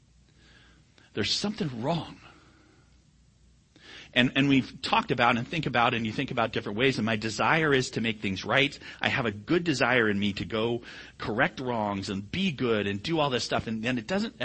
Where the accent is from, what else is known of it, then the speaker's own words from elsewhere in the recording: United States; I'm an American